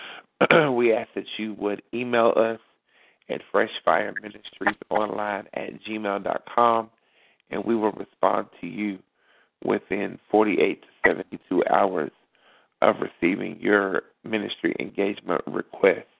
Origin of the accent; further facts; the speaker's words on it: Beckley, West Virginia, United States; now in Charleston, United States; Beckley, my hometown, Beckley, West Virginia